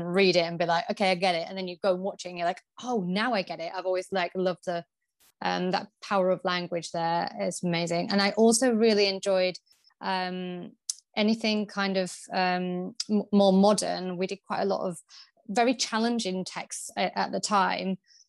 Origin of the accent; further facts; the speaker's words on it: Yorkshire and the Humber, United Kingdom; So I'm originally from Yorkshire and I went to university in Leicester, the University of Leicester